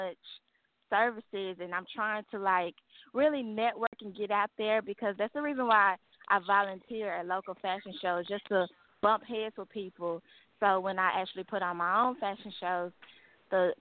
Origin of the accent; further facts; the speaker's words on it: Dallas, Texas, United States; I was born and raised in Dallas